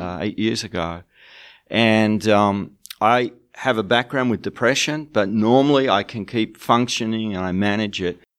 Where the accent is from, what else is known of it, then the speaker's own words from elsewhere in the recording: Australia; moved away as an adult; now in United Kingdom; I live in the UK, but I'm from Australia